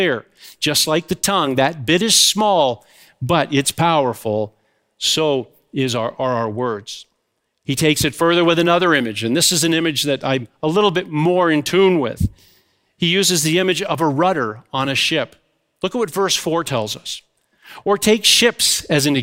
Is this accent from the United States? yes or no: no; Goderich, Ontario, Canada; my hometown is Goderich